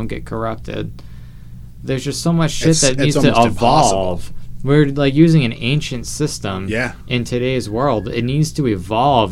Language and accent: English; United States; we're American people. We live in this country